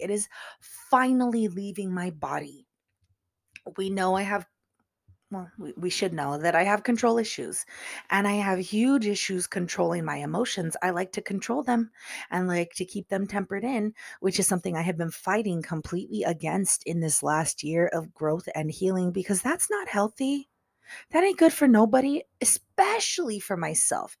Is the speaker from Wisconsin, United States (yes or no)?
no; California, United States; it's in my home state